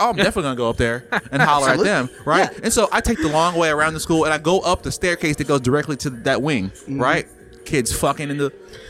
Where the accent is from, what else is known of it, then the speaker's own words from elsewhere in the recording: Jamaica; now in United States; I'm Jamaican.